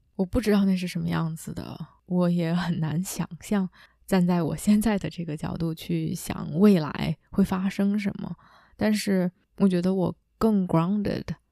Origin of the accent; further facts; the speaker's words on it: China; 我依然是一个母语非英语的亚洲的中国的女生，依然在 coach 群体里面是相对年轻的